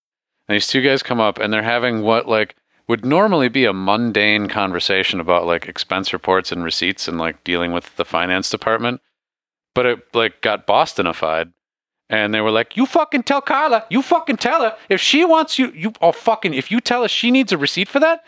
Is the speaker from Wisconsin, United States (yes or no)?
yes; Wisconsin, United States; moved away; I am originally from Wisconsin